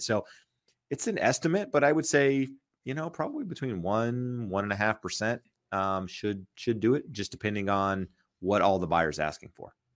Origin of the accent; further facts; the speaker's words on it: North Carolina, United States; now in Southern California, United States; when I grew up in North Carolina